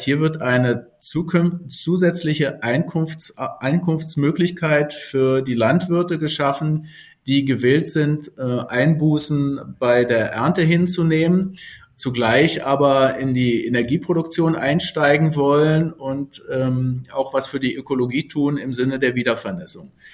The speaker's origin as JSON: {"language": "German", "country": "Germany", "said": "Als Berliner Brandenburger sozusagen ist man ja doch durch seine Region auch sehr geprägt"}